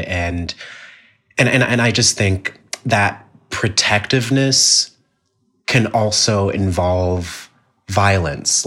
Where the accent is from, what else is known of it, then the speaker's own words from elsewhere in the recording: Jamaica; it has taught me a lot about being Jamaican